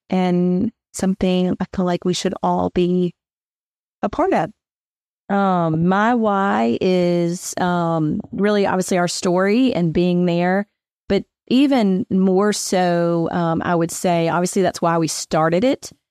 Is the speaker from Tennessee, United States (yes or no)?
yes; Hendersonville, Tennessee, United States; moved away as an adult; also born or lived in Knoxville, Tennessee; now in Memphis, United States; I was born in Hendersonville, Tennessee, which is just north of Nashville